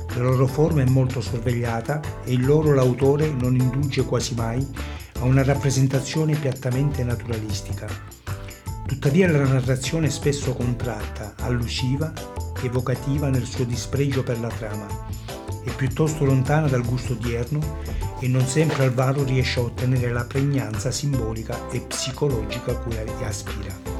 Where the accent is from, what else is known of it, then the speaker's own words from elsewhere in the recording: Calabria, Italy; Calabrese Doc